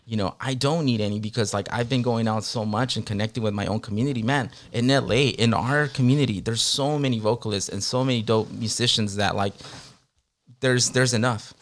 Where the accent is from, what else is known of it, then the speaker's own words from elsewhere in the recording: Long Beach, California, United States; moved away as an adult; also born or lived in Guerrero, Mexico / New York / San Diego; now in Los Angeles, United States; I grew up in Long Beach, so we came as immigrants to the city of Long Beach